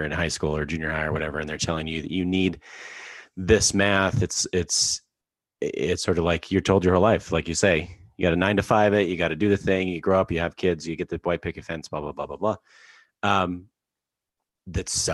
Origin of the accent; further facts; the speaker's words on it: Alberta, Canada; I grew up in Alberta in Canada